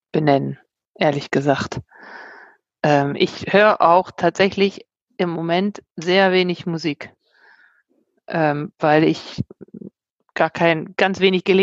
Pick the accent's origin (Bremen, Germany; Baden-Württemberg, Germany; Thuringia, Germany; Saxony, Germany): Bremen, Germany; moved away as an adult; also born or lived in London, United Kingdom; also, ähm, ich bin ein äh, Akademikerkind, ähm, aufgewachsen in Bremen, ähm, habe Abitur gemacht, bin dann mangels Zukunftsideen nach London gegangen, habe dort erstmal gejobbt, dann irgendwann auch in England, London studiert.